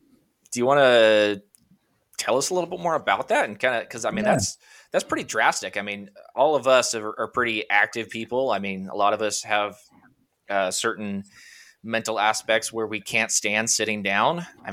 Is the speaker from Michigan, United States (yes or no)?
no; Washington, United States; All the Texas listeners are screaming at me right now, I'm sure. I'm from Washington State.